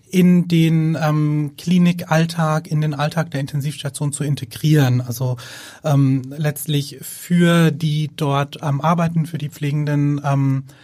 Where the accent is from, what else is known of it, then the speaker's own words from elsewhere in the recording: Würzburg, Bavaria, Germany; moved away as an adult; now in Hamburg, Germany; Wir kommen ursprünglich aus Würzburg.